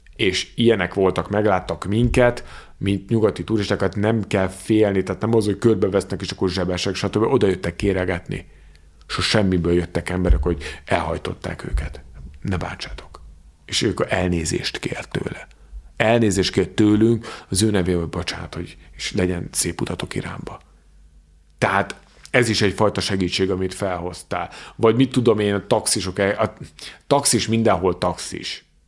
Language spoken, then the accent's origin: Hungarian; Hungary; honnan származom, mondom Magyarországról, nem Teheránból